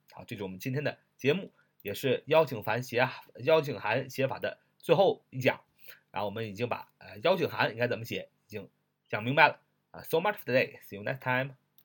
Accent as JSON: {"language": "Chinese", "country": "China", "said": "就像我们中国人常常讲的"}